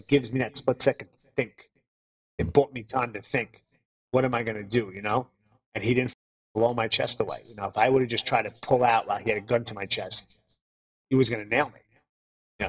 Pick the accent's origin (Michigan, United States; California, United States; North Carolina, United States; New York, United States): New York, United States; New York City; now in Los Angeles, United States; I grew up in the Bronx, New York, where cops were cops